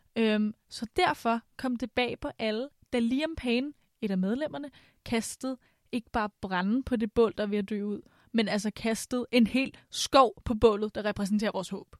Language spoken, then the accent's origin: Danish; Vestegnen, Capital Region of Denmark, Denmark; jeg er fra Vestegnen